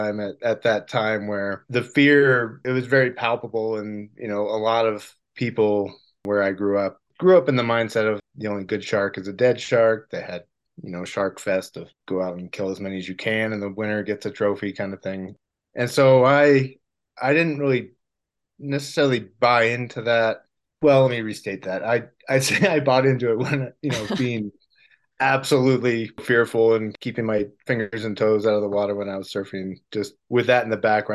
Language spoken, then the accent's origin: English; Rhode Island, United States; moved away as an adult; now in California, United States; Well, I grew up in Rhode Island, which is the ocean state. I grew up around water until I was about 20 years old or so